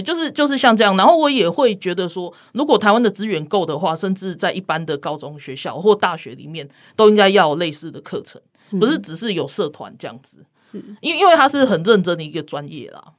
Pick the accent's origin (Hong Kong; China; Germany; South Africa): South Africa; now in Taipei, Taiwan; 我在南非长大嘛，嗯。然后我高中在那边念